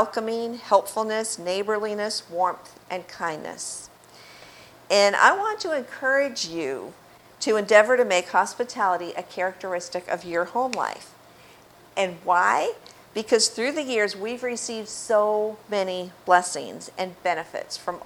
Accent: Cape Cod, Massachusetts, United States; moved away as an adult; also born or lived in Florida; growing up on Cape Cod

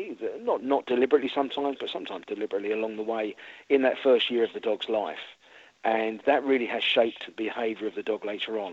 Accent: London, United Kingdom; moved away as an adult; also born or lived in coast of England / Texas; now in Florida, United States; I'm from London originally. We moved down to the coast of England about 5 years before we moved out to the States

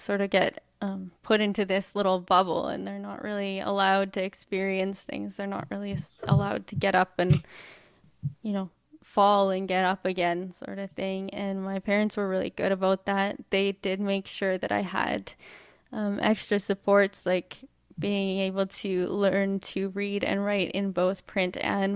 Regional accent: Edmonton, Alberta, Canada; I was born in Edmonton, Alberta, Canada

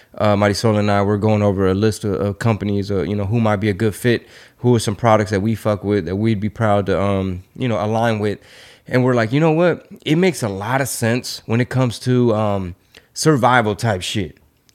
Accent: United States; you and I had the luxury of growing up in America with a different system.

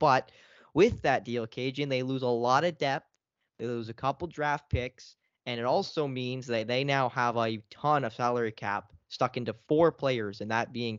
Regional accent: Canada; we're both Canadian, so we're both here in the Great White North

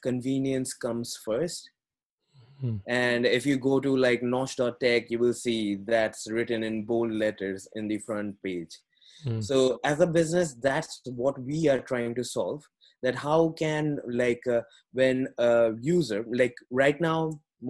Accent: India; moved away as an adult; I was born in India and I was brought, like, born and brought up in a very humble family.

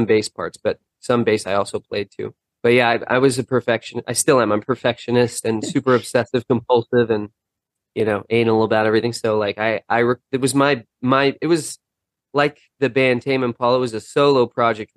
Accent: Los Angeles, California, United States; I grew up in Los Angeles

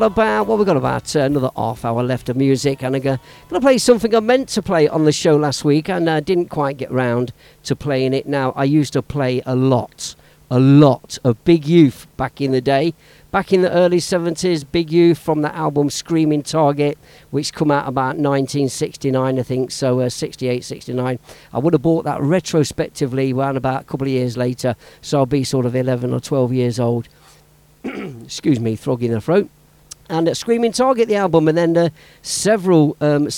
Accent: Leicester, East Midlands, United Kingdom; my hometown, Leicester Town.

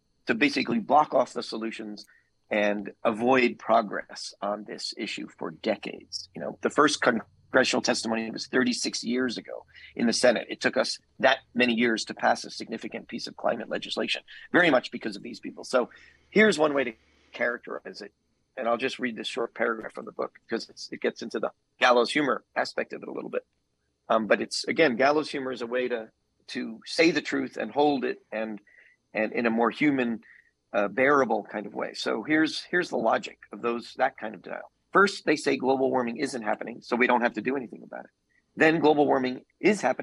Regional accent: New York, United States; I'm from New York

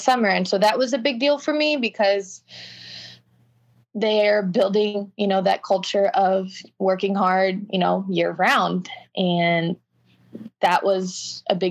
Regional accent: Houston, Texas, United States; I'm from Houston. I live in Houston

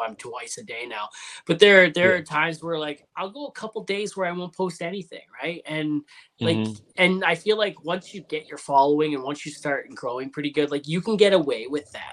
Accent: Canada; I'm Canadian

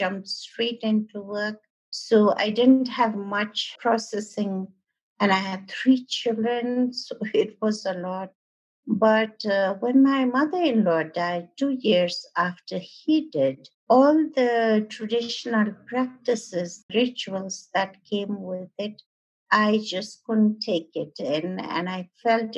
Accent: Kathmandu, Bagmati, Nepal; I was born in Kathmandu

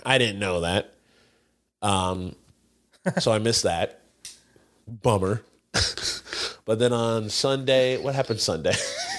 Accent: United States; I'm American. Yeah. I'm American.

